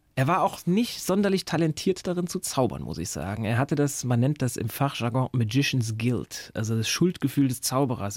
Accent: Saarbrücken, Saarland, Germany; moved away; ich komme ja ursprünglich aus Saarbrücken

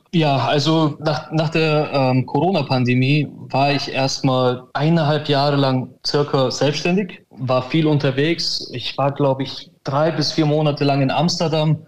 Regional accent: Augsburg, Bavaria, Germany; ich bin aus Augsburg

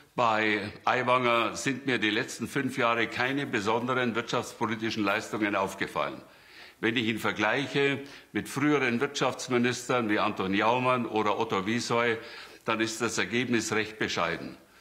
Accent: Ursberg, Bavaria, Germany; ich komme aus Ursberg, wo eine große Behinderteneinrichtung stattfindet

